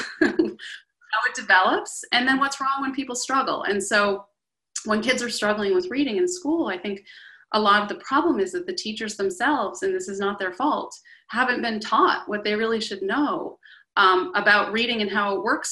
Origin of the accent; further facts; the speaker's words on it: Boston, Massachusetts, United States; I grew up in the Boston area